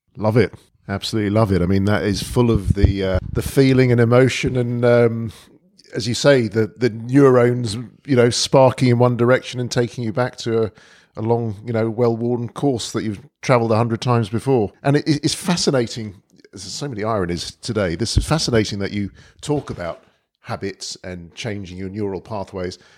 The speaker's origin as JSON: {"language": "English", "region": "London", "country": "United Kingdom", "tie": "born or raised there", "also_born_or_lived": "Mill Hill", "said": "I was born and brought up in Edgware, North, North"}